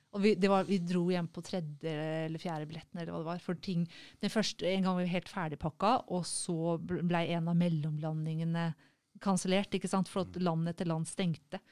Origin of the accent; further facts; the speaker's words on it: Norway; som nordmann